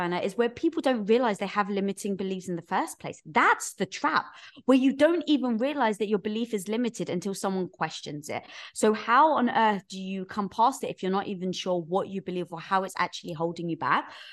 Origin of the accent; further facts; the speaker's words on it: London, United Kingdom; moved away as an adult; now in United States; That's where I was from, North London